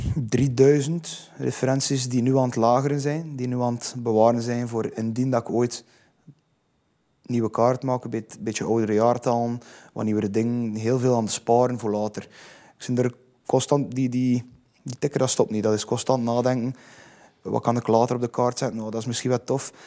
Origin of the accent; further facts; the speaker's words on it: Zeebrugge, Flanders, Belgium; ik ben zot van Zeebrugge. Ik adem Zeebrugge.